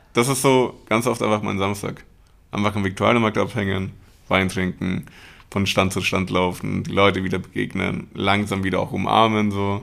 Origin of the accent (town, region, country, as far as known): Munich, Bavaria, Germany; born or raised there; also born or lived in Mexico / Buenos Aires, Argentina